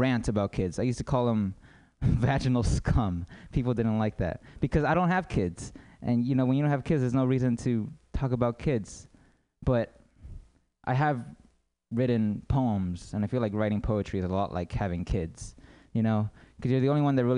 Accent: United States; I'm American

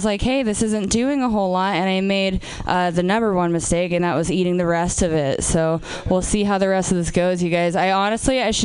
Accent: Portland, Oregon, United States; I'm from Portland, Oregon

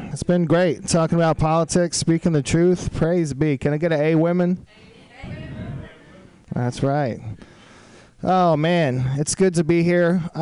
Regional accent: Austin, Texas, United States; I was in Austin, Texas, my hometown, for a little while

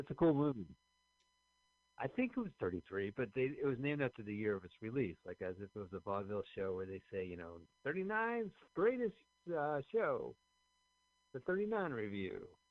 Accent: Montclair, New Jersey, United States; We're from Montclair, New Jersey, both of us

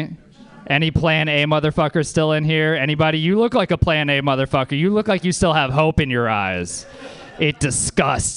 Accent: Louisiana, United States; I'm from Louisiana

